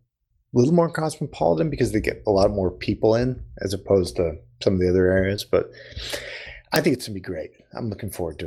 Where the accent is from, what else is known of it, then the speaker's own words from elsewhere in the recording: Missouri, United States; when I was a young kid growing up in Missouri, where my grandma really loved it.